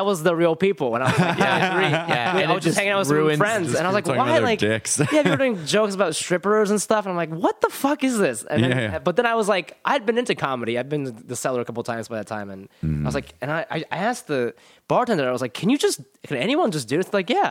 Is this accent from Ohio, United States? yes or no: yes; Columbus, Ohio, United States; Columbus, Ohio.